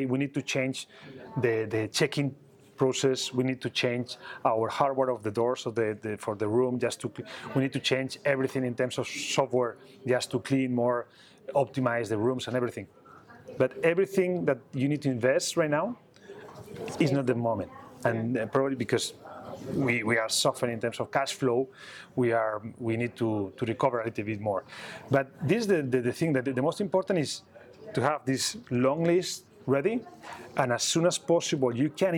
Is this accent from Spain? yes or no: yes; Barcelona, Catalonia, Spain; I was born here in Barcelona